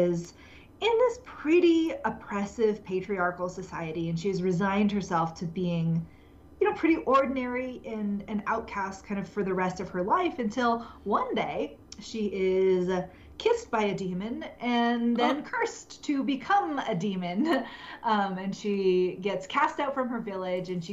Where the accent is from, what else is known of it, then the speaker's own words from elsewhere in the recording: United States; I grew up in America and have been a cisgender woman in America for my entire life